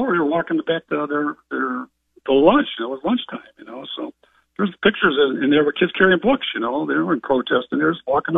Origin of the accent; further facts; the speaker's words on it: Cleveland, Ohio, United States; growing up in West Park of Cleveland, Ohio